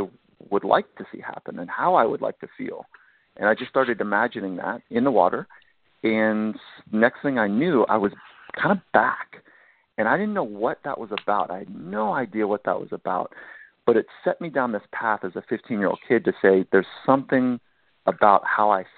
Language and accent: English; Southern California, United States; I grew up in Southern California